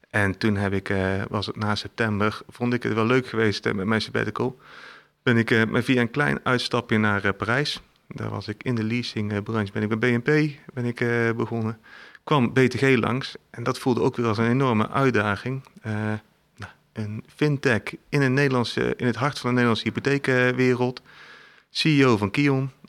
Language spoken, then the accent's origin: Dutch; Eindhoven, North Brabant, Netherlands; moved away as an adult; also born or lived in Tilburg; maar ik ben opgegroeid in Brabant, in Eindhoven. toen ben ik in Tilburg gaan studeren.